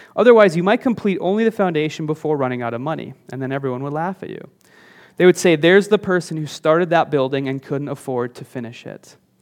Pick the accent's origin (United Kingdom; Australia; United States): United States; northern Minnesota; moved away; there was a house on the outskirts of my hometown. It's up in, in northern Minnesota, um, just kind of a s, a small town out there